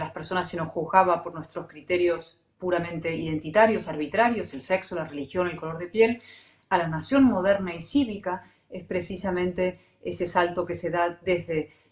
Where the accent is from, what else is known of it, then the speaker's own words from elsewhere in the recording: Spain; born there; A ver, primero un matiz. Yo nací en España. Ok. por casualidad en España.